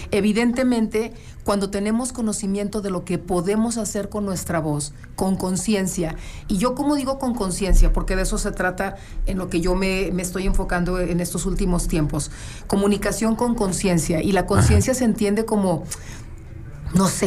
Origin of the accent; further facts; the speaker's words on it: León, Guanajuato, Mexico; also born or lived in Torreón, Coahuila; Sí, yo soy de León, ah, pero yo me fui a vivir un tiempo para allá